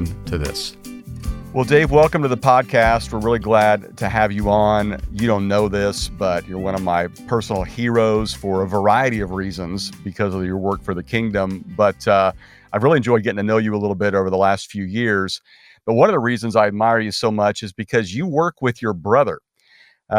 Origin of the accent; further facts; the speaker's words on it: Kansas, United States; I grew up in Kansas, so that makes me a Royals fan.